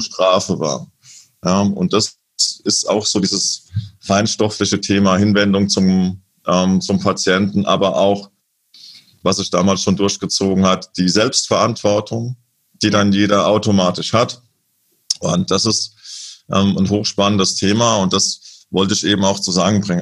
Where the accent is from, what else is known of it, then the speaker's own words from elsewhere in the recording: Lorsch, Hesse, Germany; moved away; in meiner alten Heimatstadt Lohr